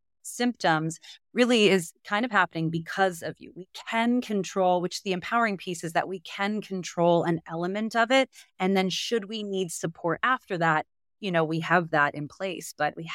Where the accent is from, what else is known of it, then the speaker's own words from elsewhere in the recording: Canada; now in United States; what's so surprising as a Canadian in the US